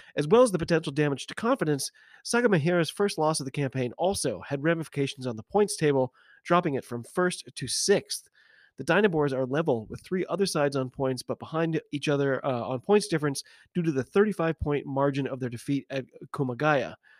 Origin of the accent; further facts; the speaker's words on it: United States; I'm an American rugby fan